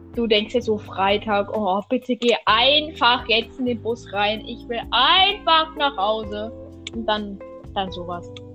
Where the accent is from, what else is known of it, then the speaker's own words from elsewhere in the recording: Germany; Wir sind Deutsche. Deutsche Kartoffeln